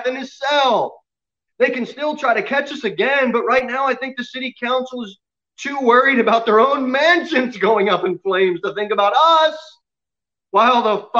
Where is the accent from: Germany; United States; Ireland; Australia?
United States; as an American